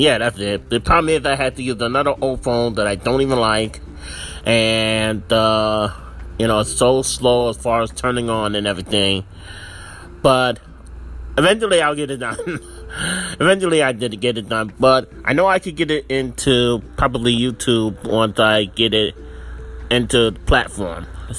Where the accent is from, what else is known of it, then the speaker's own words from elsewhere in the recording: Springfield, Missouri, United States; And I'm the one from Springfield, Missouri.